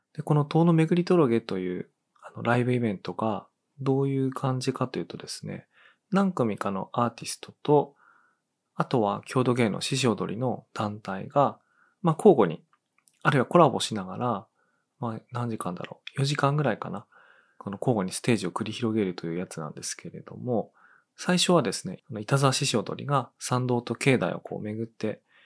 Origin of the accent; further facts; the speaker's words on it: Tono, Iwate, Japan; 東野の出身だと